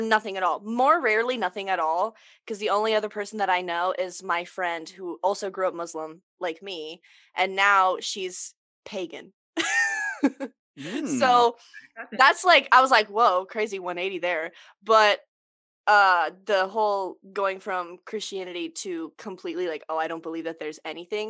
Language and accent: English; the South, United States; living in the South, just in general, growing up in the South